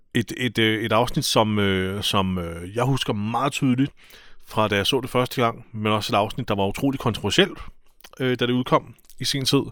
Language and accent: Danish; Albertslund, Capital Region of Denmark, Denmark; min hjemby, Albertslund